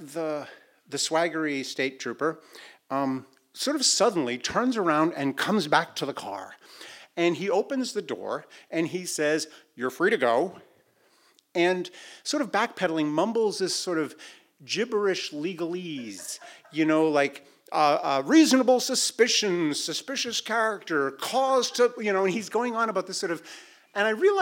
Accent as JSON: {"language": "English", "town": "Boston", "region": "Massachusetts", "country": "United States", "said": "I'm a you know middle class white guy from Boston"}